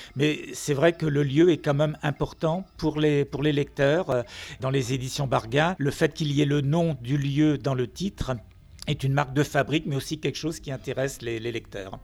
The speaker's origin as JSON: {"language": "French", "area": "Finistère", "region": "Brittany", "country": "France", "said": "je n'habite pas Nantes, je suis du Finistère"}